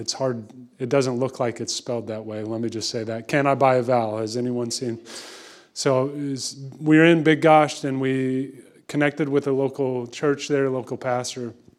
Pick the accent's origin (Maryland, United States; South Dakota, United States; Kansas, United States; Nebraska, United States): Kansas, United States; moved away; I'm from Kansas originally, which is why I don't really have much of an accent